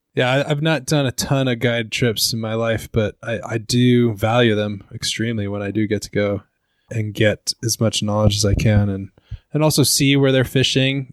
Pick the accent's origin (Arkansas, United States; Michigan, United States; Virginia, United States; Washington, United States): Washington, United States; Seattle; I'm from Seattle area